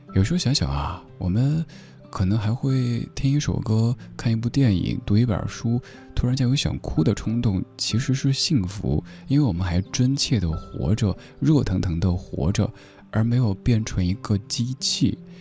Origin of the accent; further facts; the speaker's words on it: China; 我们中国人